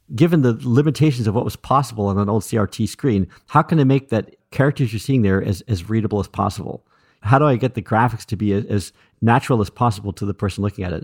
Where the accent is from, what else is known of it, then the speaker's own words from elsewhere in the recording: Berkeley, California, United States; I grew up in Berkeley, California